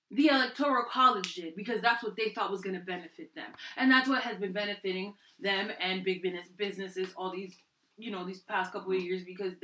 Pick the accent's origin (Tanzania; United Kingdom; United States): United States; New Jersey; From the Bronx, I'm from Jersey!